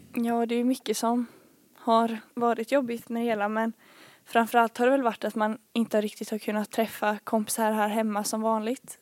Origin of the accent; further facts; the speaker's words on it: Bankeryd, Jönköping County, Sweden; also born or lived in Falun / Smålandsstenar; jag har bott här i Bankeryd sedan jag var 4-5 år